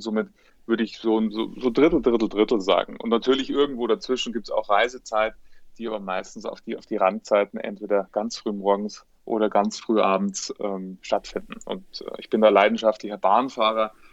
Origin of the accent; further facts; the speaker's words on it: Munich, Bavaria, Germany; bin äh, Münchner, lebte auch heute noch